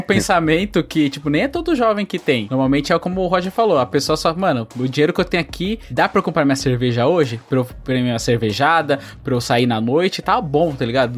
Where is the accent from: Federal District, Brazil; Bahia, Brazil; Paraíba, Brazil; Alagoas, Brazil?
Bahia, Brazil; eu nasci na Bahia, e lá a maioria das pessoas assim eram pedreiras